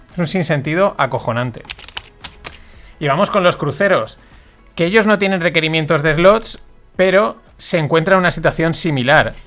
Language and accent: Spanish; Valencian Community, Spain; yo como valenciano que soy, y ya sabéis que aquí pues la fiesta nos gusta mucho